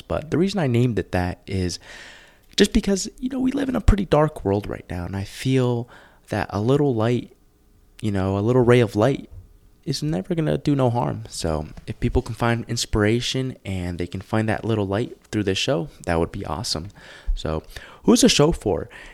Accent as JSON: {"language": "English", "region": "New Jersey", "country": "United States", "tie": "born or raised there", "also_born_or_lived": "Los Angeles, California / Tucson, Arizona", "moved": "as an adult", "lives_now": "Colorado Springs, United States", "said": "I grew up in New Jersey."}